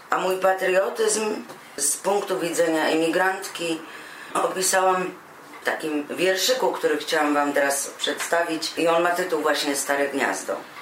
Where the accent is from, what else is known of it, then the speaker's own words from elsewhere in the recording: Poland; now in Germany; do kraju, w którym się urodziłam, w którym się wychowałam